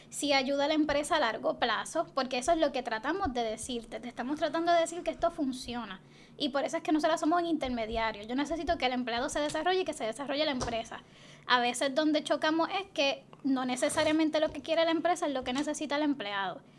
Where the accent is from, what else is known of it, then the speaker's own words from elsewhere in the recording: Toa Baja, Puerto Rico; born there; No, yo nací en Toa Baja.